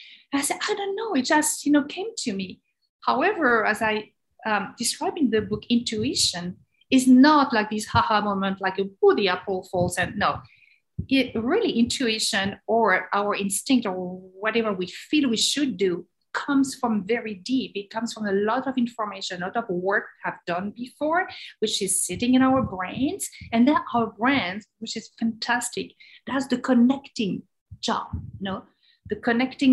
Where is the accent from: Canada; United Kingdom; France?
France; moved away as an adult; now in United States; being French, but wanting to discover the world. And I was fascinated by the US. I was 5 years old and I say, one day I will go to America.